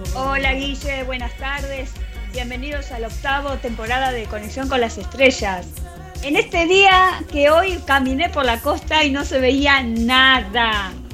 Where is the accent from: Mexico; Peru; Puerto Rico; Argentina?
Argentina